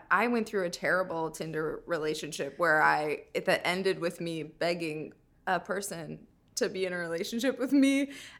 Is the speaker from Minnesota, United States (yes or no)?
yes; Minnesota, United States; I'm from Minnesota